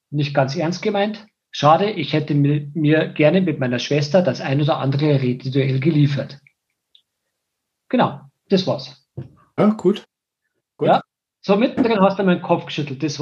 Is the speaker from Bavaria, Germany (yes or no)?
yes; Wartenberg, Bavaria, Germany; born there; Ich bin 1970 in Wartenberg geboren und gehöre einer alteingesessenen Wartenberger Familie an.